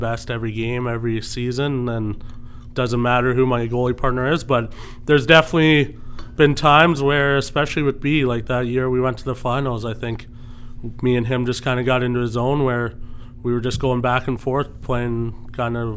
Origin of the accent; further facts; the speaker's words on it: Orangeville, Ontario, Canada; Growing up in Orangeville